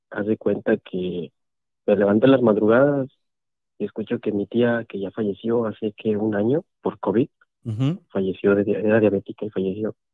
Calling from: Veracruz, Mexico; de Veracruz, Puerto Veracruz.

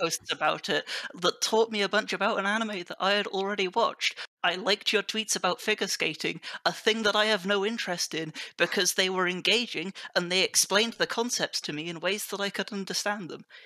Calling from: Oxford, South East England, United Kingdom; I am calling from, uh, Oxford United Kingdom.

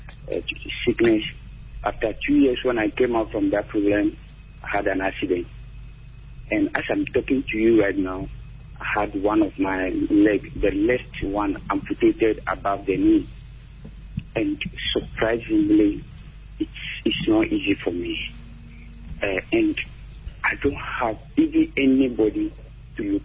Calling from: Dodowa, Greater Accra, Ghana; I'm calling from Dodoa

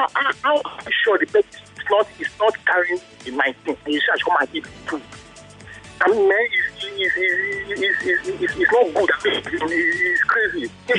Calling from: Lekki, Lagos, Nigeria

